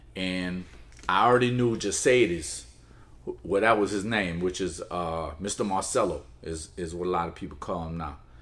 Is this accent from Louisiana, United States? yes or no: yes; New Orleans, Louisiana, United States; also born or lived in Palestine; raised in New Orleans. So I've been in New Orleans all my life